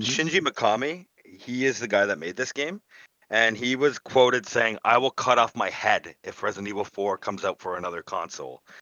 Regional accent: Hamilton, Ontario, Canada; my hometown here in, uh, Hamilton, Ontario, Canada.

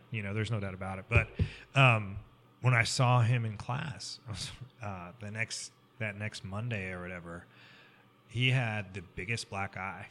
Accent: Columbia, Missouri, United States; I grew up in Columbia, so I went to Mizzou, University of Missouri

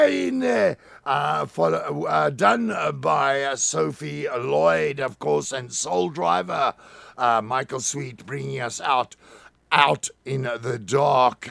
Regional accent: Plettenberg Bay, Western Cape, South Africa; my hometown, MCFM 90.3, Plettenberg Bay

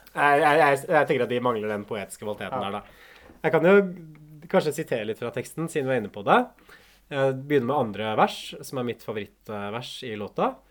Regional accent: Hamar, Innlandet, Norway; moved away; jeg kommer jo fra Hamar sånn opprinnelig

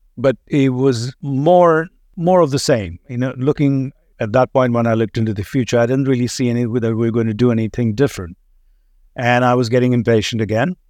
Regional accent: India; accent: slight British accent; moved away as an adult; also born or lived in Mumbai, India; now in United States; was born in India, grew up there, left the country when I was twenty-three.

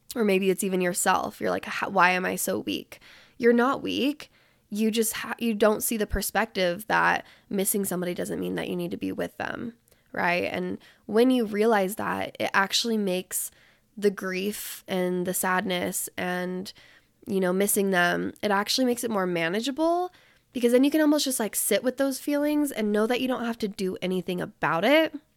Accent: Salt Lake City, Utah, United States; even being back in Utah right now and being in my hometown

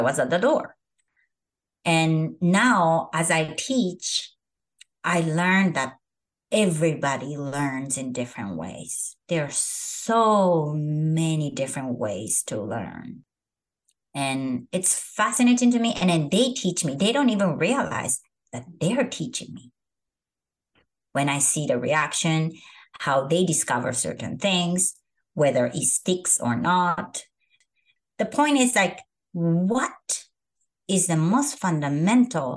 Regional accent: Japan; moved away as an adult; now in San Francisco, United States; I am from Japan, which is the country of perfectionists.

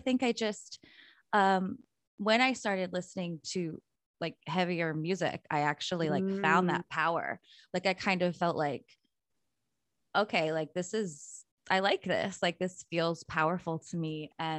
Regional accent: North Carolina, United States; also born or lived in Illinois; I was born in North Carolina.

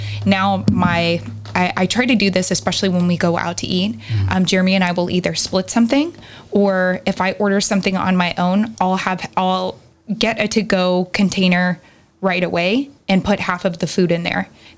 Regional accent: the South, United States; I grew up in the South, and there's just a different mentality there.

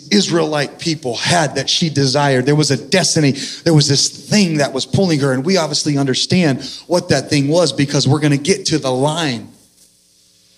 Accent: Central Valley, California, United States; also born or lived in San Diego; now in Texas, United States; I'm originally from California in the Central Valley.

